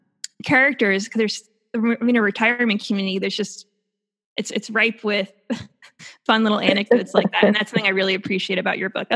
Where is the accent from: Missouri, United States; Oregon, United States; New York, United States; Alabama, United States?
New York, United States; Long Island; and I'm from Long Island